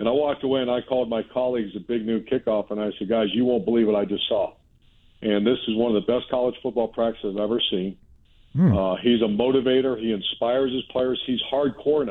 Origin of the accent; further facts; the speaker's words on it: Ohio, United States; moved away; I grew up in the Ohio State-Wolverine rivalry